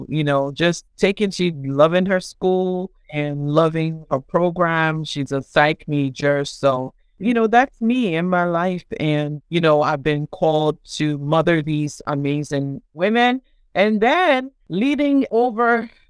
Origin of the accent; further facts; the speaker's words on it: Nigeria; moved away as an adult; also born or lived in Providence, Rhode Island, United States / Tallahassee, Florida, United States; now in United States; I was born in Providence, Rhode Island, and started being raised in Tallahassee, Florida. And then my family, my parents moved back to Nigeria when I was 8 years old. And then, you know, of course, I was in Nigeria for about 13 years